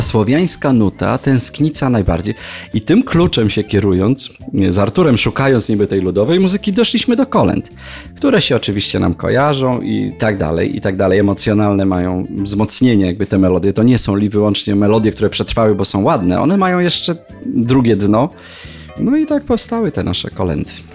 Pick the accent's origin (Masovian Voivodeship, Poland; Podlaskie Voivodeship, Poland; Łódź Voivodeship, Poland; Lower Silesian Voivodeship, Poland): Lower Silesian Voivodeship, Poland; Jelenia Góra; z którym się znam od siódmego roku życia z Jeleniej Góry, naszej rodzinnej